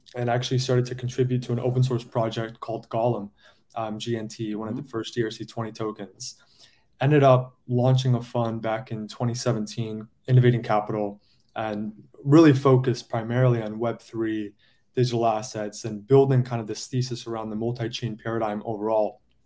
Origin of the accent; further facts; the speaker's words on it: San Diego, California, United States; now in New York, United States; I'm from San Diego originally.